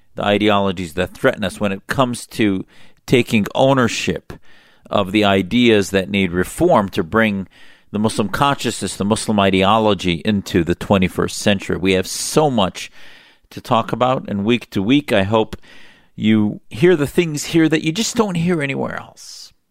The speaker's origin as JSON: {"language": "English", "country": "United States", "said": "as an American who has served in our military"}